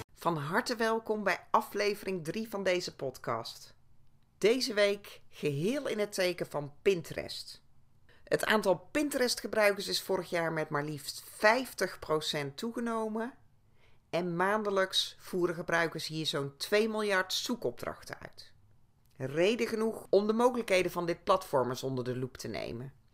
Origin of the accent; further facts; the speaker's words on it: North Brabant, Netherlands; ik kom zelf ook uit het Brabantse